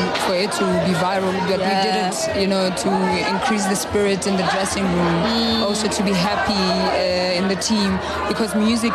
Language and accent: English; Tembisa, Gauteng, South Africa; also born or lived in Mpumalanga / Soweto / Pretoria; I grew up and I was raised and born in Tembisa